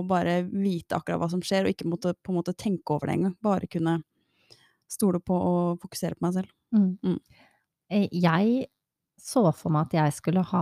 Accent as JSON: {"language": "Norwegian", "region": "Oslo", "country": "Norway", "tie": "born there", "said": "så tror jeg det er best at jeg er født på Ullevål."}